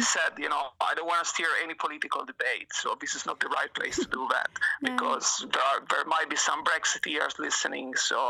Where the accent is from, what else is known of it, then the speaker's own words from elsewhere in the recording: England, United Kingdom; moved away as an adult; also born or lived in Italy; now in Japan; My father was Italian and my mother was British. I grew up in England, and I've been living in Japan for the last 12 years.